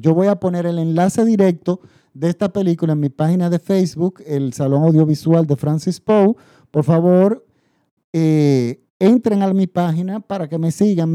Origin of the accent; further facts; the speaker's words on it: Dominican Republic; mi país. En República Dominicana